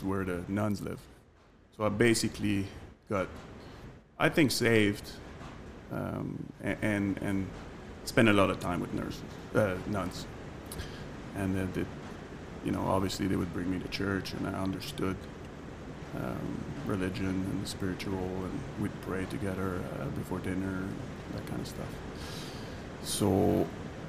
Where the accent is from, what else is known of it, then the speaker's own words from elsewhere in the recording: Montreal, Quebec, Canada; accent: French Canadian; English is a second language; moved away as an adult; now in London, United Kingdom; I grew up in Montreal, Canada, big city